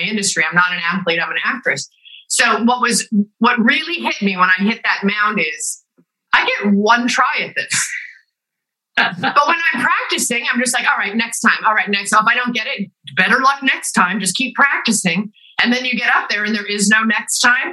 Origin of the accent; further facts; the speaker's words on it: Los Angeles, California, United States; I grew up also